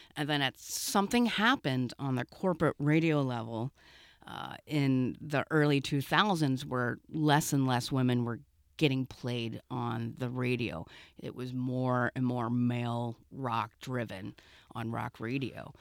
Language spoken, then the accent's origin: English; Cincinnati, Ohio, United States; I grew up in Cincinnati